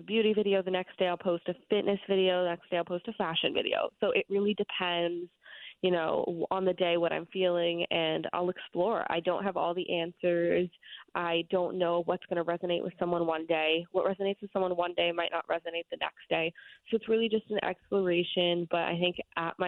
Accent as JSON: {"language": "English", "town": "New York City", "region": "New York", "country": "United States", "tie": "born or raised there", "said": "I grew up in New York City"}